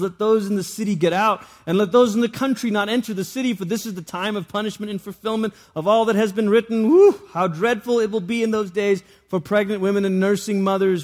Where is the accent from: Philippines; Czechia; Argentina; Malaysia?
Malaysia; moved away; I grew up in Malaysia